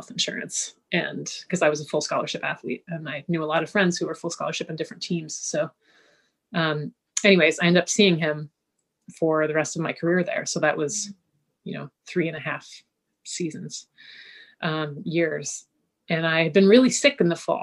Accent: Kingston, Ontario, Canada; I was growing up in Kingston, Ontario

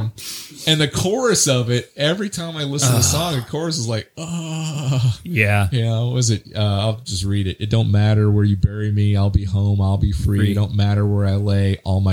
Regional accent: United States; I say Moog too because I'm American.

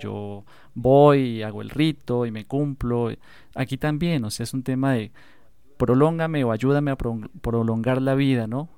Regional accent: Colombia; uno como colombiano

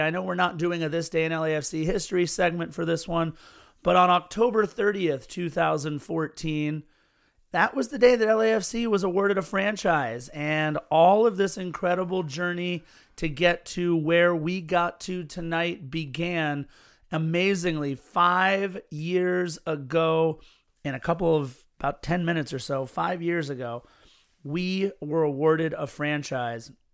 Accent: Los Angeles, California, United States; the city in which I was born and have grown up

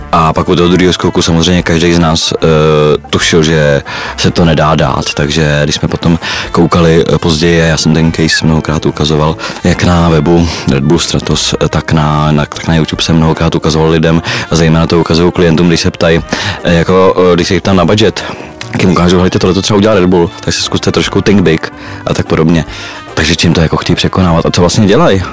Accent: Czechia; my Češi

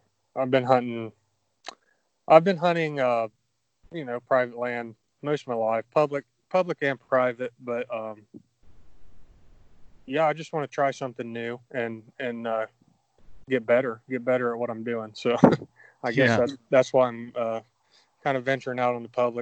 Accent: Pickaway County, Ohio, United States; I'm from Ohio, Pickaway County, just south of Columbus there

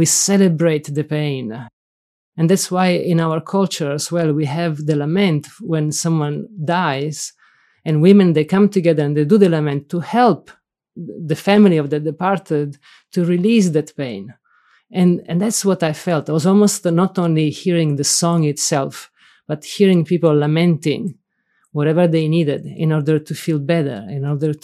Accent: Sicily, Italy; English is a second language; moved away as an adult; also born or lived in Rome, Italy; now in Berkeley, United States; I'm from Sicily. And for me, when you ask me where is home, it's Sicily.

